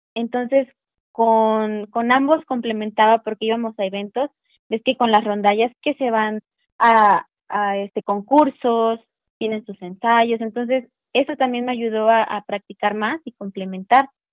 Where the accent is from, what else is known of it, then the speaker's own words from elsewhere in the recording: Veracruz, Mexico; moved away as an adult; now in Puebla, Mexico; Yo soy de Veracruz, y cuando yo empecé a ver mi oportunidad de entrar a la universidad, eh, pues me vine a Puebla